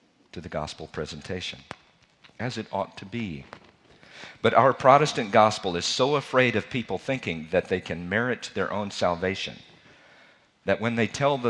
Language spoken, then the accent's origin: English; Charlottesville, Virginia, United States; I'm from Charlottesville, Virginia